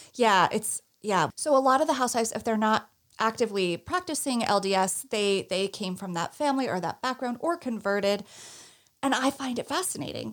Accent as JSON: {"language": "English", "region": "Northeast", "country": "United States", "said": "I'm from the Northeast"}